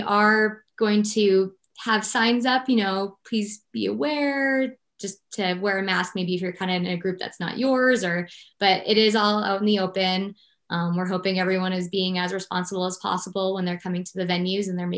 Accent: Portland, Maine, United States; now in Victor, United States; that's where I moved here from

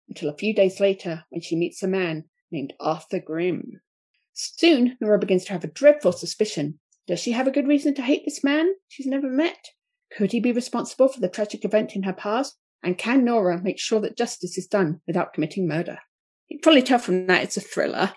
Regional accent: Watford, East of England, United Kingdom; Watford, which is my team from my hometown

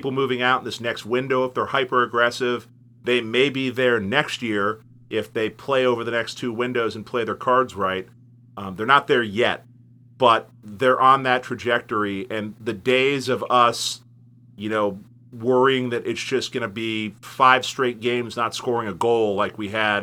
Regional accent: Cincinnati, Ohio, United States; born or raised there

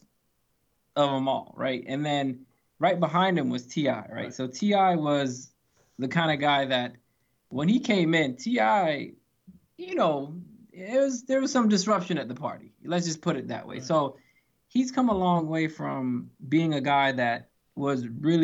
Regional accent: Atlanta, Georgia, United States; we're from Atlanta

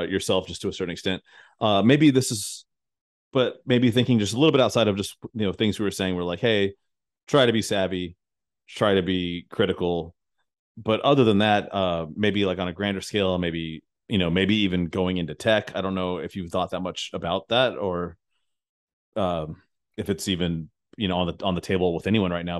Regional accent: United States; as an American

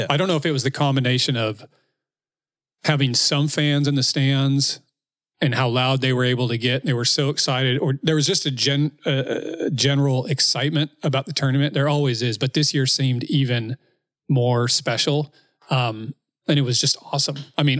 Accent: Washington, United States; I'm from Washington.

